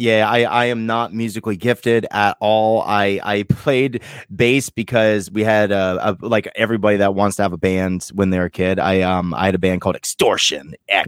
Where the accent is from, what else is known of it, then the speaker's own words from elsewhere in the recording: Vermont, United States; I'm like Vermont